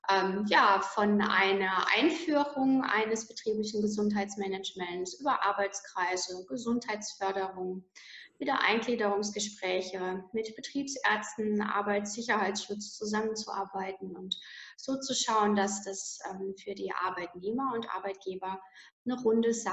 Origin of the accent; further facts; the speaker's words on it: Landau in der Pfalz, Rhineland-Palatinate, Germany; Also ich komme hier aus der schönen Pfalz, ähm, um genau zu sagen aus Landau in der Pfalz.